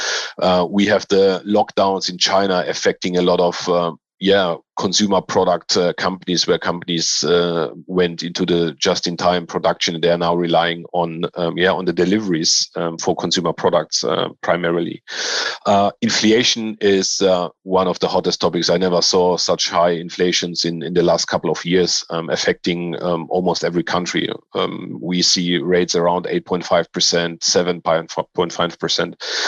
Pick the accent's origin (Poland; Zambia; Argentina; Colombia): Poland; now in Germany; And I grew up in Poland and Germany.